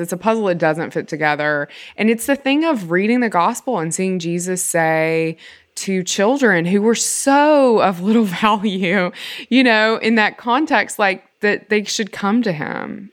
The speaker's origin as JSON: {"language": "English", "region": "Mississippi", "country": "United States", "tie": "born or raised there", "moved": "yes"}